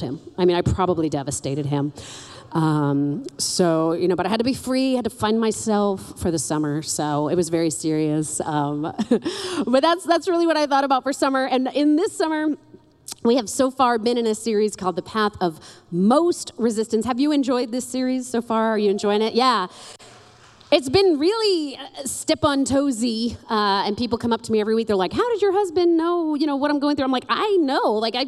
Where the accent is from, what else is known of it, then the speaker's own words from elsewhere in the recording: New York City, New York, United States; now in Lakeland, United States; I'm from New York City